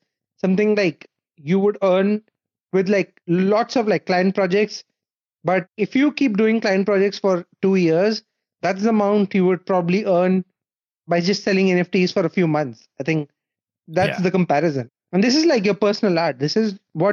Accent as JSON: {"language": "English", "country": "India", "tie": "born or raised there", "moved": "as an adult", "lives_now": "Berlin, Germany", "said": "I was born and raised in India"}